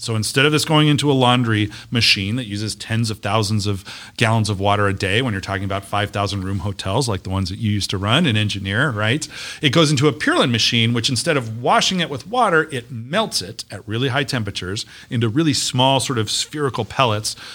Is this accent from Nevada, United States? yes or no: yes; Las Vegas, Nevada, United States; I'm a kid from Las Vegas. I believe in this town. I've watched it grow up